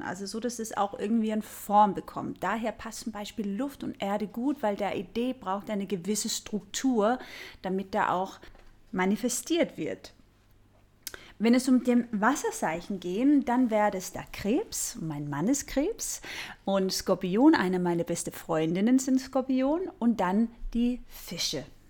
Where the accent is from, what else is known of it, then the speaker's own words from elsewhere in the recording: Denmark; ich bin ja Dänin und in Dänemark nennen wir das Hüge